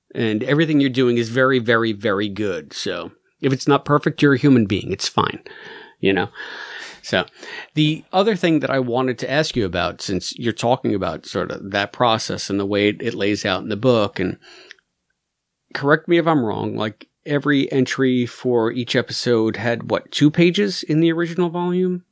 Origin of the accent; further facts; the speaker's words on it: United States; As an American